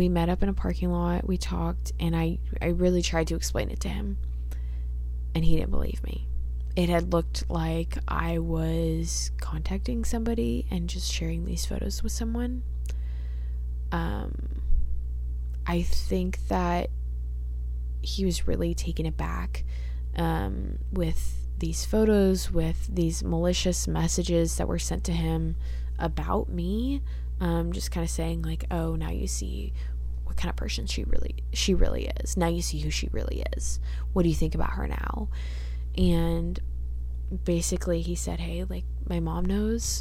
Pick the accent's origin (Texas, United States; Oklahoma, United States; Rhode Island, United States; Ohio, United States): Texas, United States; Dallas; I'm from Dallas